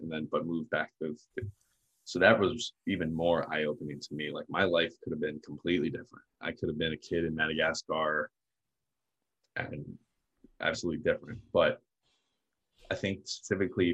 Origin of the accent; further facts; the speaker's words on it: near Baltimore, Maryland, United States; I was born in the States. I was born in Maryland, a little closer to Baltimore